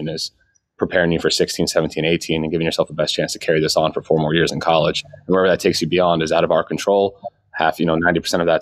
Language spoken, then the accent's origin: English; Northeast, United States; also born or lived in New York / Pennsylvania; I grew up in the Northeast, you know, New York and Pennsylvania